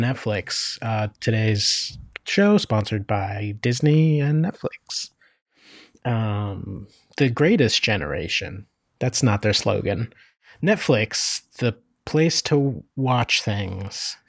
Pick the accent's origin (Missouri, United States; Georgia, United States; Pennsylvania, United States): Pennsylvania, United States; Northeast; now in Oakland, United States; where I grew up in Northeast PA